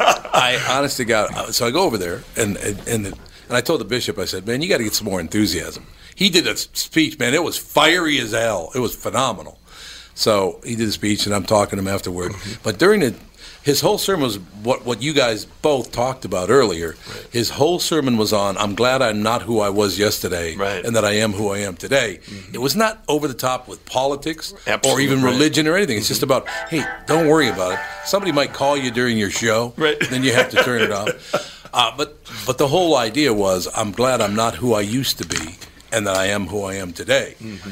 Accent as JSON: {"language": "English", "town": "Minneapolis", "region": "Minnesota", "country": "United States", "tie": "born or raised there", "said": "because I grew up in North Minneapolis, and I love North Minneapolis"}